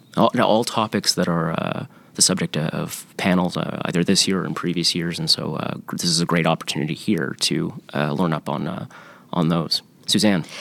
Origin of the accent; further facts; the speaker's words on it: Canada; As a Canadian lawyer